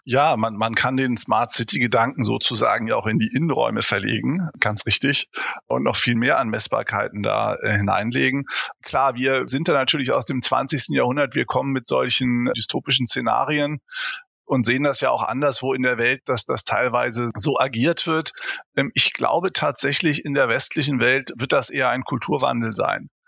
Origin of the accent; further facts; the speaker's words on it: Hamburg, Germany; now in Heidelberg, Germany; wissen wir beide als Hamburger